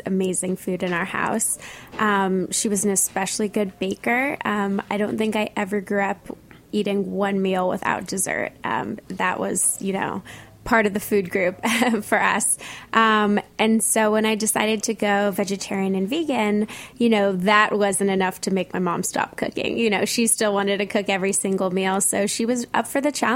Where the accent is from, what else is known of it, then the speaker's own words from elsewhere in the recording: Santa Monica, California, United States; now in New York, United States; I grew up in Santa Monica, which is right near the beach